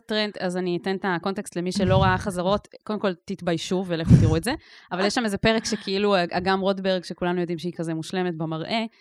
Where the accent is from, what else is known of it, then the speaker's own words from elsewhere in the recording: Ketura, Southern District, Israel; בקיבוץ קטורה, שזה גם במקרה המקום שגדלתי בו